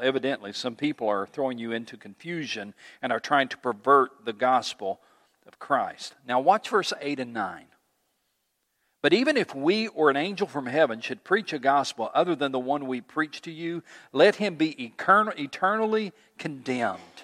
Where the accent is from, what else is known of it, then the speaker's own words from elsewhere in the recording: East Tennessee, United States; I grew up in East Tennessee